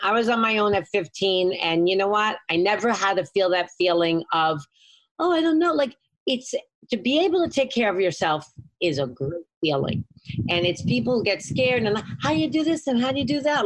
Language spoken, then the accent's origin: English; New York City, New York, United States; I grew up in the city. I grew up in Lower East Side of Manhattan